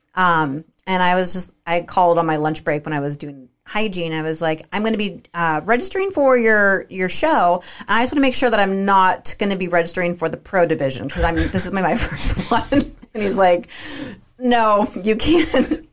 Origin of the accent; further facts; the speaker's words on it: Half Moon Bay, California, United States; also born or lived in Santa Cruz, California; I'm from Half Moon Bay, and we both moved to Santa Cruz for college